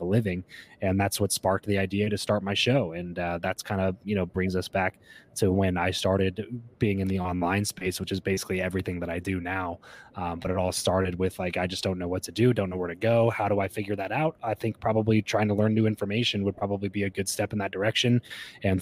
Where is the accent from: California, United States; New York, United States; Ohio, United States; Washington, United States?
California, United States; Southern; also born or lived in Fresno, California; I grew up in Southern California, moved up to Central California after we graduated from school.